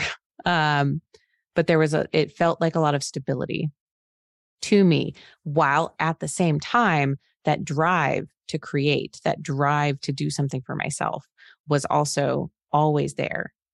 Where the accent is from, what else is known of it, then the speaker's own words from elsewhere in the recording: Phoenix, Arizona, United States; moved away as an adult; now in Cincinnati, United States; I'm from Phoenix, Arizona. I live in Cincinnati, Ohio right now